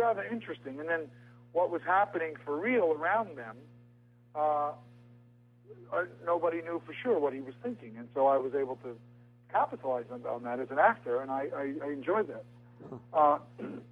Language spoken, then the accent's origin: English; New York, United States; accent: New York; my New York accent